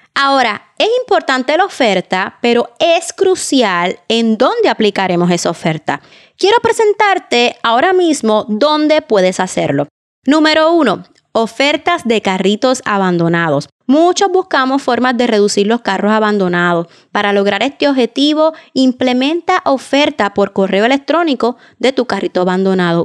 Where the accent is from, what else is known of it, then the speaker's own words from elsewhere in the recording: Puerto Rico; mi país, Puerto Rico